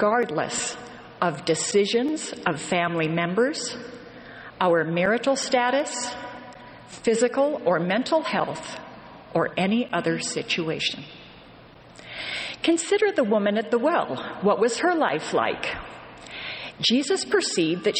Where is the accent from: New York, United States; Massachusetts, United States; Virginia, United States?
New York, United States; Western; I grew up in Western New York